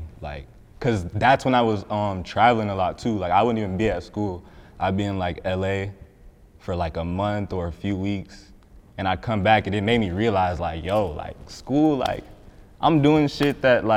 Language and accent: English; Cobb County, Georgia, United States; also born or lived in Riverdale, Georgia; I grew up in Riverdale, but then I moved to Cobb when I was, I moved to Cobb in fifth grade, and then like, that's it. I just stayed in Cobb ever since then